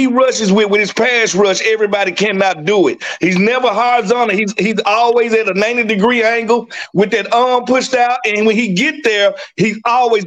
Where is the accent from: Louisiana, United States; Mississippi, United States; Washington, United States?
Mississippi, United States; I'm from Mississippi